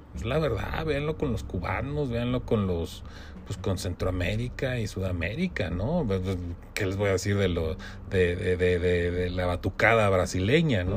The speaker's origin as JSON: {"language": "Spanish", "country": "Mexico"}